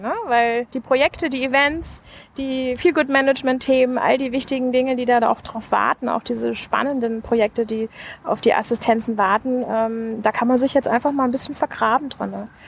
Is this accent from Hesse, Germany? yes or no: yes; Hesse, Germany; born or raised there; moved away as an adult; also born or lived in United States; now in Berlin, Germany